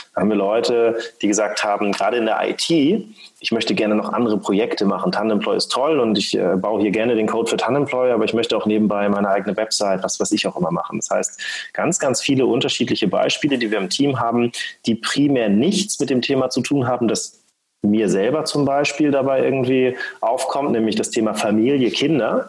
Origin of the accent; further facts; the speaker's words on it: Schleswig-Holstein, Germany; ich komme eigentlich aus Schleswig-Holstein, bin aufgewachsen am Meer